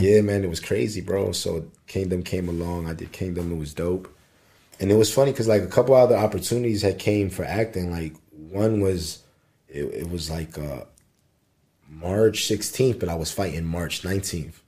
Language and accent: English; Philadelphia, Pennsylvania, United States; moved away as an adult; now in Los Angeles, United States; my hometown